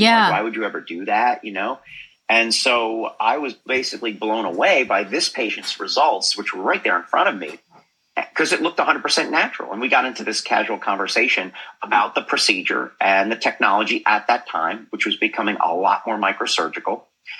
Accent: New Jersey, United States; now in Boca Raton, United States; I grew up in New Jersey.

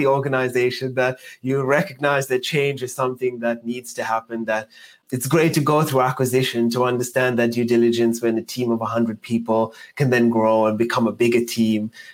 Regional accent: Johannesburg, Gauteng, South Africa; moved away; I'm South African. So I started in South Africa, in Johannesburg, growing up in the south of Johannesburg

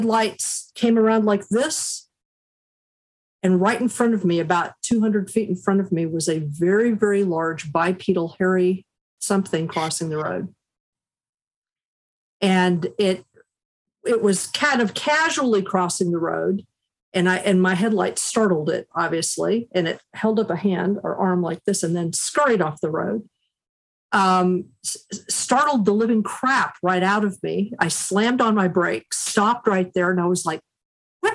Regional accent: Kansas, United States; moved away as an adult; also born or lived in Chattanooga, Tennessee; now in Hudson Valley, New York, United States; I was raised first in Chattanooga, Tennessee, and then my family moved to Kansas

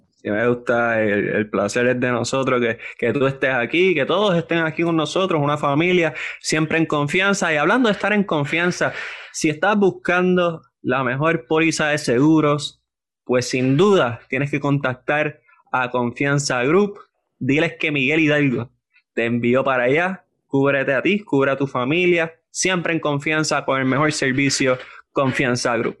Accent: Puerto Rico; yo soy boricua, pero también soy mitad colombiano

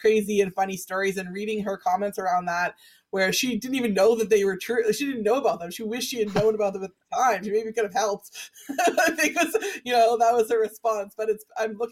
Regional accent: Vancouver, British Columbia, Canada; my own 80s growing up in Vancouver with the same people

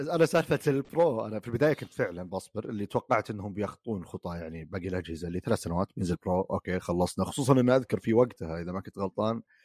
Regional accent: Saudi Arabia; عندنا في السعوديه

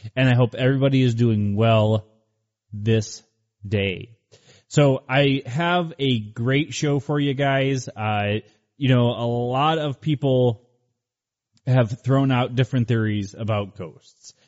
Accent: Cleveland, Ohio, United States; moved away; I'm originally from Cleveland, Ohio

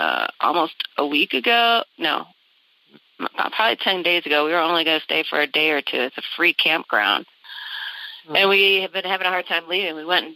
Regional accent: San Diego, California, United States; I'm from San Diego.

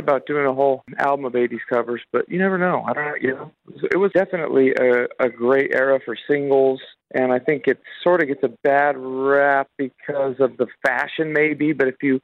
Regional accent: Las Vegas, Nevada, United States; we come from Las Vegas

